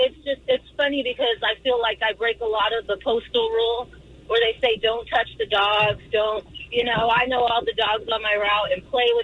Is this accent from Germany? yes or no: no; Anaheim, California, United States; I'm from Anaheim and I'm an Orange County girl.